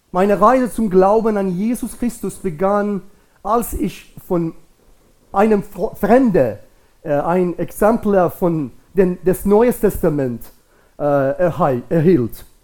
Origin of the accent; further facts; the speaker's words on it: Iran; German is a second language; now in Germany; mit Gottes Wirken in meinem Leben und in meinem Heimatland in Iran äh, an euch zu teilen.